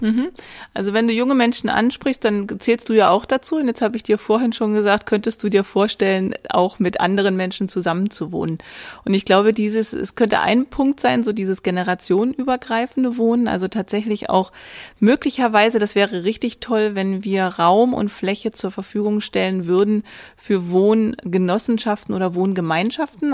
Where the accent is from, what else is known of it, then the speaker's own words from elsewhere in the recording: Bovenden, Lower Saxony, Germany; Ich komme ja selber aus der Region. Ich pendle ja jeden Tag ein, komme aus Bovenen, ist quasi so ein kleiner Vorort von Göttingen